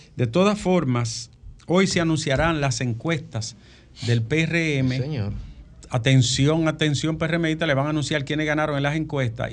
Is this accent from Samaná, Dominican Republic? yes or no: no; Bonao, Monseñor Nouel, Dominican Republic; moved away; En mi pueblo acompañaba a la gente allá, Alejandro, en Bonao.